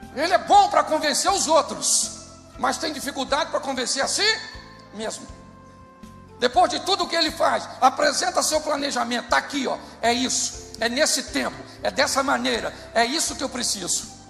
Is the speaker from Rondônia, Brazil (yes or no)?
no; Rio de Janeiro, Brazil; Eu sou carioca